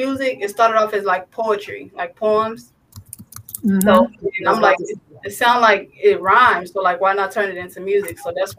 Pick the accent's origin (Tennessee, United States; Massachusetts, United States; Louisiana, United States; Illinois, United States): Illinois, United States; Chicago; I'm from Chicago.